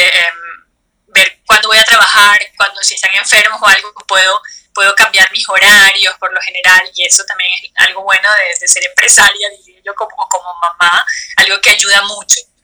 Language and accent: Spanish; Venezuela; moved away as an adult; now in Stuttgart, Germany; Mis padres son de Bolivia, yo nací en Venezuela, crecí en Venezuela, por eso yo me siento venezolana